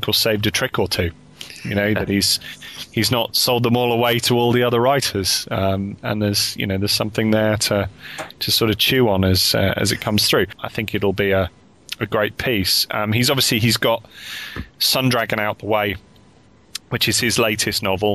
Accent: United Kingdom; we're all from the United Kingdom and we're all sort of talking here from the different parts of the United Kingdom on Skype

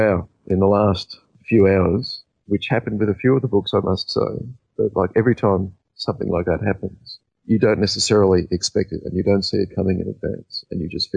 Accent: Australia; being an Australian

